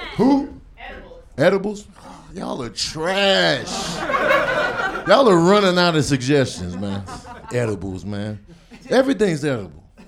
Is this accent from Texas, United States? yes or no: no; Chicago, Illinois, United States; I'm from Chicago